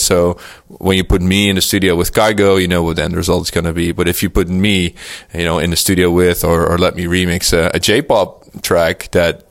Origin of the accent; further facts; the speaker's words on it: Netherlands; this is my hometown